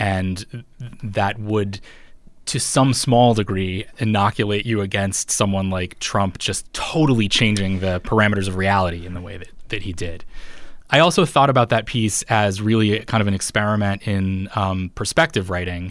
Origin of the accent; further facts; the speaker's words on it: Ponca City, Oklahoma, United States; I grew up in a town called Ponca City, Oklahoma